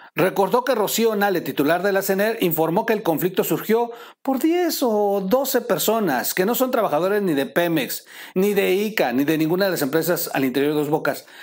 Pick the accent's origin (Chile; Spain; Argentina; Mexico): Mexico; soy mexicano